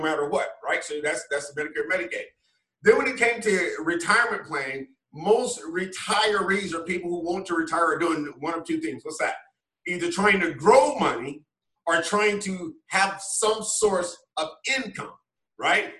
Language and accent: English; Wilmington, North Carolina, United States; now in DC metro area, United States; growing up, small town Wilmington, North Carolina